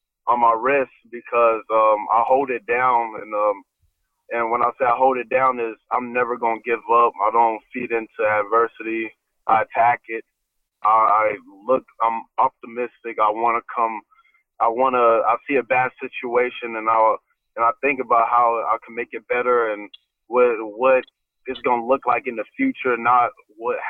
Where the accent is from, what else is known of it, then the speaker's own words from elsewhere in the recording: Atlanta, Georgia, United States; most of them have something to do with my hometown. Which will be the 404. I put the Olympic rings because in 1996 in Centennial Park was the Olympics in Atlanta, Georgia. Grady Hospital was where I was born